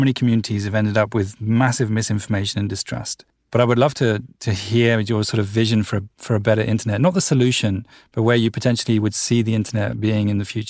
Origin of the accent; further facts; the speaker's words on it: United Kingdom; now in Amsterdam, Netherlands; I live in Amsterdam, but I'm British, and I thought, okay, let's see if the same applies to London.